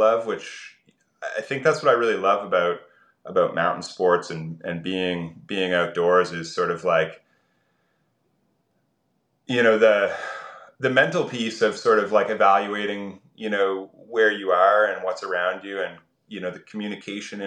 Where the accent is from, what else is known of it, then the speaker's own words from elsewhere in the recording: east coast of Canada, Atlantic Canada, Canada; I grew up on the east coast of Canada, and I was pretty rural